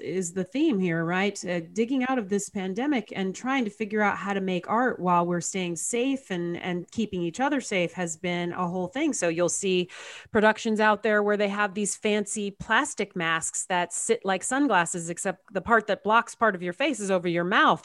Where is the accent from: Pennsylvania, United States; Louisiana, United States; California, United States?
California, United States; Southern; also born or lived in Chicago, Illinois; i was raised in southern california I we moved here when I was nine from Chicago, from a suburb outside of Chicago.